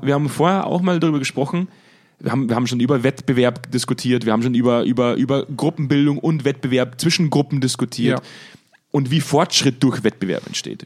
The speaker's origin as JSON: {"language": "German", "country": "Germany", "said": "als Deutscher"}